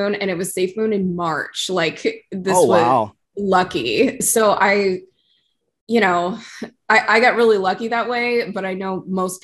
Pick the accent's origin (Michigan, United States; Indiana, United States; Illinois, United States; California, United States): California, United States; I'm from California